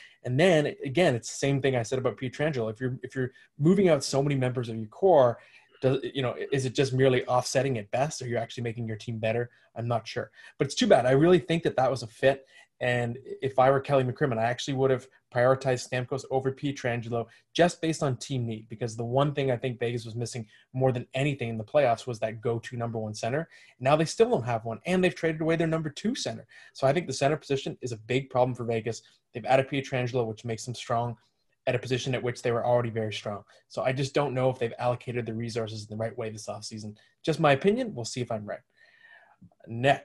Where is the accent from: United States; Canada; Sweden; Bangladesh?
Canada; Ottawa, Ontario; moved away; I'm from Ottawa originally. I have a lot of family there still